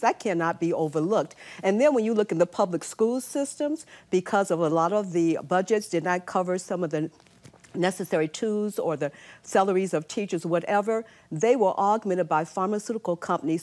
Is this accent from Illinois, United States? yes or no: yes; Chicago, Illinois, United States; moved away; also born or lived in New York City; I'm from Chicago.